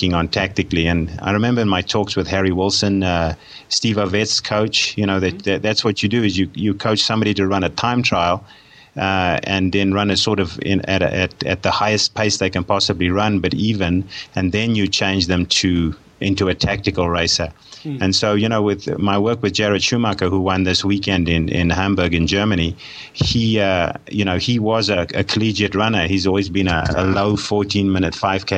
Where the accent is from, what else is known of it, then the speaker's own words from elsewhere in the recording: South Africa; I'm a South African by birth, and I did most of my sport and most of my studying in South Africa, so that's where my background is